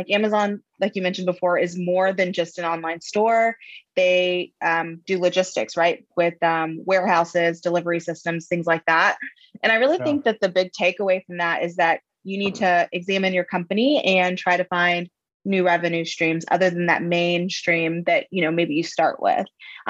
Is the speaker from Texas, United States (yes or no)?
yes; Floresville, Texas, United States; Floresville. So I think the population's like 6,000.